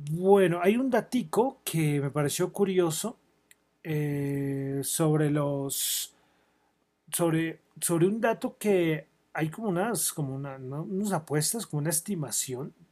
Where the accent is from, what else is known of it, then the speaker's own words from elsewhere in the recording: Colombia; Soy de Colombia, no voy a resaltar nada en especial.